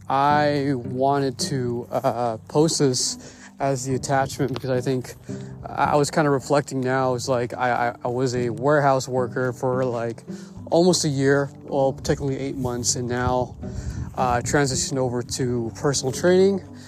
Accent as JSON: {"language": "English", "area": "Bay Area", "region": "California", "country": "United States", "said": "I'm from the Bay Area, and uh, in particular near Hayward and Castro Valley"}